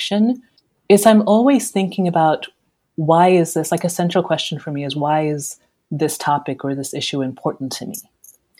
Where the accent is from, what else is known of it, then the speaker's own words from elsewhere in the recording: Nigeria; I'm Nigerian